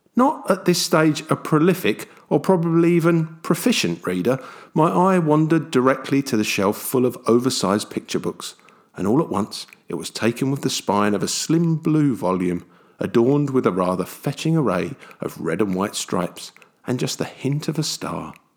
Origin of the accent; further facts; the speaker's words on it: London, United Kingdom; someone like myself, who grew up in London